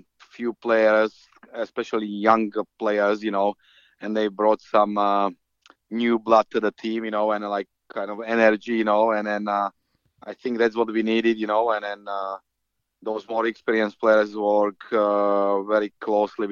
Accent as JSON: {"language": "English", "country": "Slovakia", "moved": "yes", "lives_now": "United Kingdom", "said": "I'm from Slovakia, you know, which is a hockey country"}